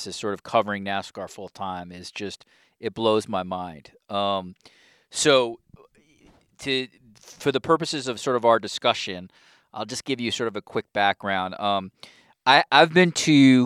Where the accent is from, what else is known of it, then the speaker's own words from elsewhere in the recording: New York, United States; growing up as a New Yorker